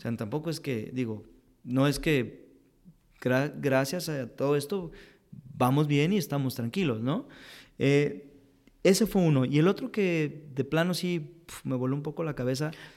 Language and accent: Spanish; Mexico; como mexicanos